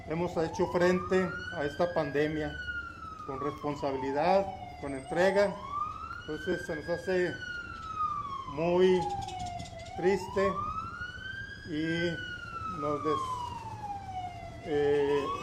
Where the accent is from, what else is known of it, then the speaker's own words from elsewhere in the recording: Mexico; Los mexicanos pues somos mexicanos